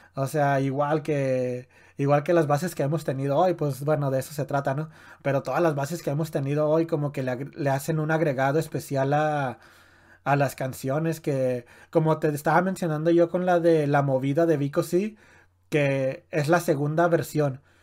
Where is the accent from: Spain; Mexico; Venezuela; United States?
Mexico; a nosotros como mexicanos